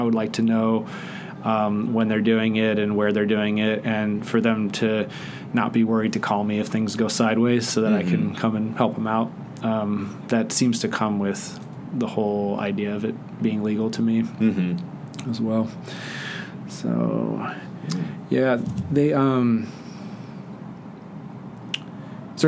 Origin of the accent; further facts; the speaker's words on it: Netherlands; growing up in the Netherlands, where it was legal when I was a kid